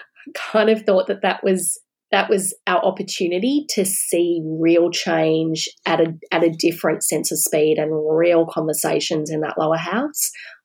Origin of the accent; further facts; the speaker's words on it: Australia; a sense of pride again, actually, about being an Australian.